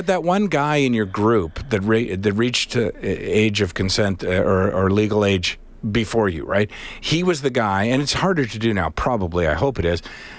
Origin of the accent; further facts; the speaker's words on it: Alberta, Canada; My 2 cents, born and raised in Alberta, spent 2 years in Spain.